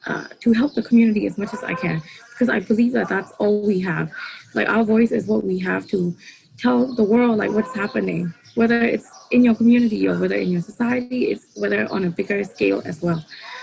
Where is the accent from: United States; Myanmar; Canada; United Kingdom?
Myanmar; Yangon, Yangon Region; Yeah, I was born here. I was born in Yangon. My mom is Kachin. My dad is Burmese. So I'm half, I'm not really pure Burmese.